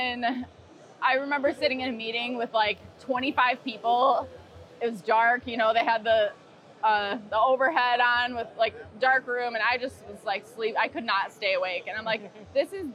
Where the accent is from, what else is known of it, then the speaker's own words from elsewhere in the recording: near Detroit, Michigan, United States; I grew up near Detroit